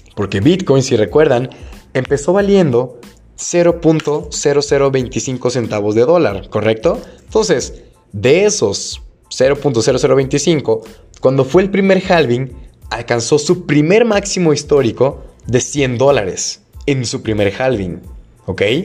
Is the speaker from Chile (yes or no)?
no; Guadalajara, Jalisco, Mexico; aquí en Guadalajara, bueno, no sé si saben, soy de Guadalajara.